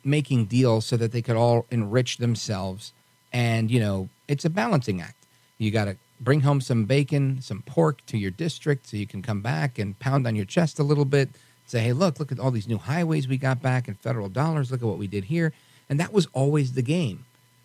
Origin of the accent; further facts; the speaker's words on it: New York City, New York, United States; I'm a New Yorker